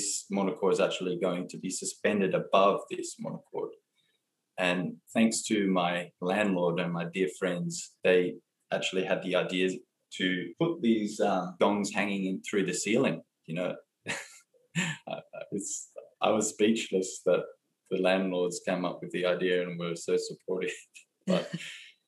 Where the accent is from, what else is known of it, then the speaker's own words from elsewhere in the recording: Blue Mountains, New South Wales, Australia; I grew up in the Blue Mountains in New South Wales, Australia, and I've been here for my whole life.